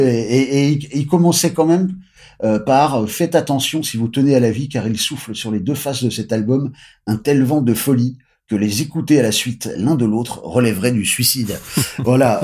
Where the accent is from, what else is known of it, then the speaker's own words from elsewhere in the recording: France; nous on est des Français